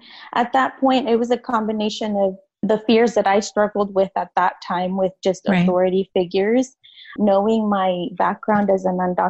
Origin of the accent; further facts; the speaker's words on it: United States; growing up in the United States for most of my life here, I was undocumented.